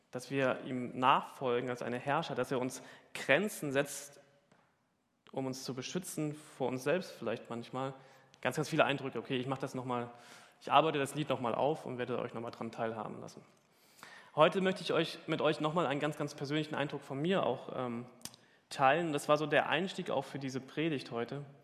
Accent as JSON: {"language": "German", "region": "Hamburg", "country": "Germany", "said": "Ja, als Hamburger hat man das ja schon oft gesehen."}